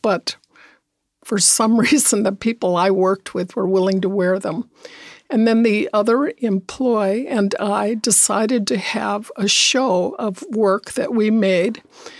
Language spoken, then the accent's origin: English; New Mexico, United States; I was raised in New Mexico by a single parent, and there was no money.